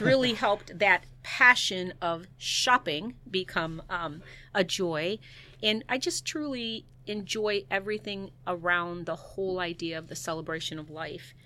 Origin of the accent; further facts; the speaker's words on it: Chicago, Illinois, United States; moved away as an adult; now in Saint Charles, United States; I am originally from the Chicagoland area